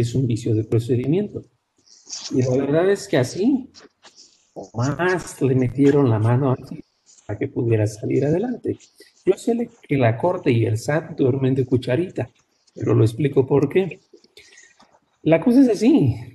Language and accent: Spanish; Mexico; somos mexicanos